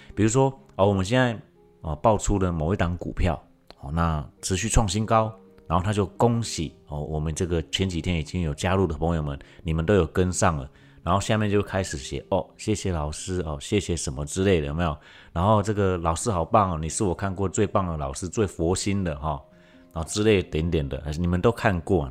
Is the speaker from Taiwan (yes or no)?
yes; Taiwan; 在我们台湾这边